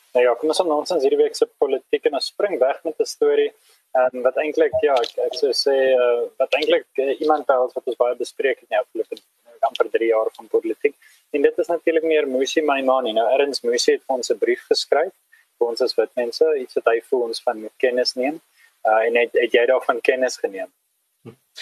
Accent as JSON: {"language": "Afrikaans", "country": "South Africa", "said": "ons as 'n Afrikaner"}